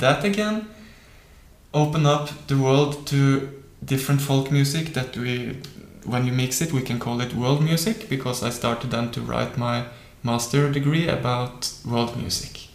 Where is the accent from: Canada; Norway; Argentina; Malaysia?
Norway; by growing up in Norway, I have spent much time uh, in nature